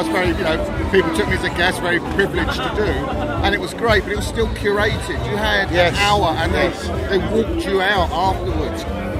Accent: Essex, East of England, United Kingdom; I'm from Essex.

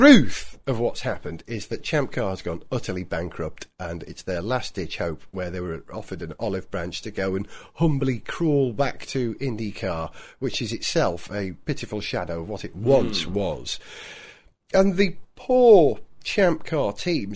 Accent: Denbighshire, North Wales, United Kingdom; Denbighshire, pretty much where I come from in North Wales

